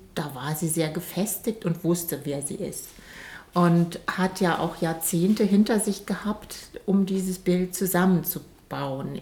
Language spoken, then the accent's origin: German; Germany; moved away; also born or lived in Munich; ich bin da halt mit dem Blick auf den Rhein aufgewachsen